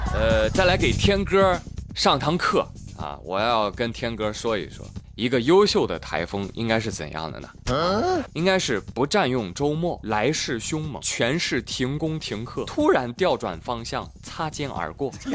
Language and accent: Chinese; China; 我们中国人